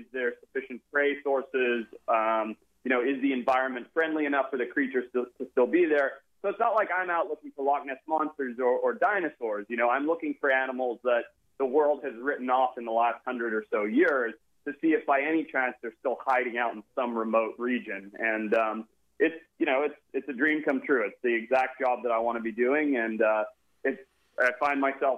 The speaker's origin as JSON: {"language": "English", "country": "Zimbabwe", "tie": "born or raised there", "also_born_or_lived": "California, United States / Oakland, California, United States", "moved": "yes", "said": "I was born in America, and at a very young age, I think I was only 6 or 8 weeks old, I was flown back to Zimbabwe"}